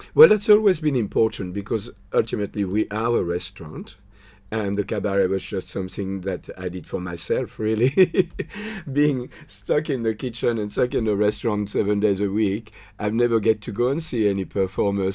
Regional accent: France; English is a second language; moved away as an adult; now in Australia; I did a hôtelière in France before I, um, I moved into the army

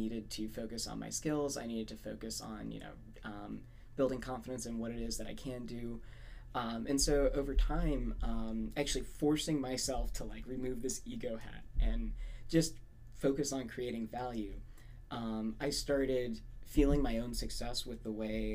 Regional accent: Saudi Arabia; moved away as an adult; now in United States; I was born and raised in Saudi Arabia

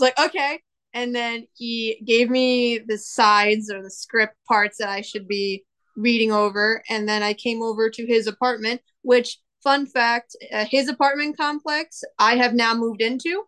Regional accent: Long Island, New York, United States; accent: Long Island; I am from Long Island

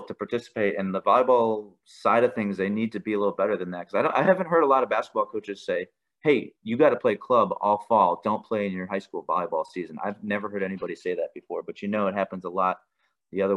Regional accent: Wisconsin, United States; moved away as an adult; now in Colorado, United States; growing up in Wisconsin, we didn't even like go to school on Thursday and Friday

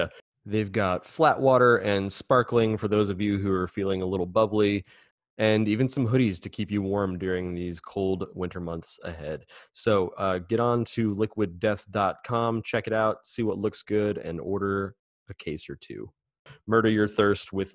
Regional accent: San Antonio, Texas, United States; when I was growing up down here in San Antonio

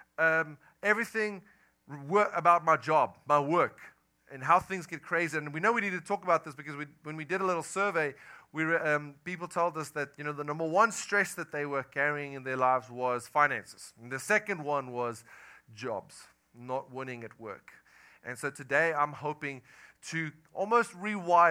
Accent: South Africa; accent: Afrikaner; moved away as an adult; now in United States; I am from South Africa. I moved here about 10 months ago with my family

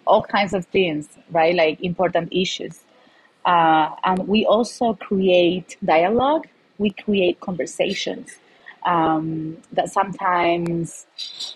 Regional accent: Malaga, Andalusia, Spain; moved away as an adult; now in Denver, United States; I'm from Malaga, Spain. So Malaga, if you don't know it, it's a city in the south of Spain

